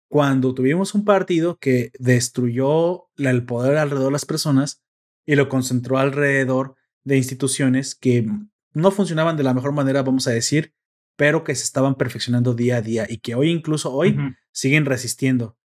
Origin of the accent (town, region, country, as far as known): Mexico